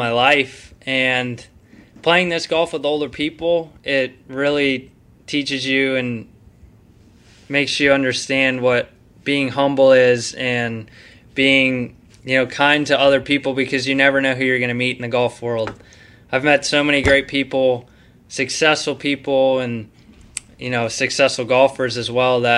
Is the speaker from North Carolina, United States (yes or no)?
yes; North Carolina, United States; We grew up together in North Carolina